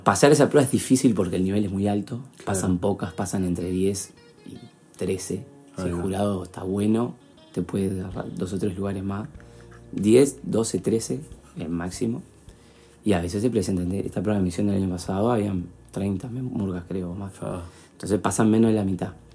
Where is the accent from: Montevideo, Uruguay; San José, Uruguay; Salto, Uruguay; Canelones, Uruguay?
Montevideo, Uruguay; soy uruguayo, soy montevideano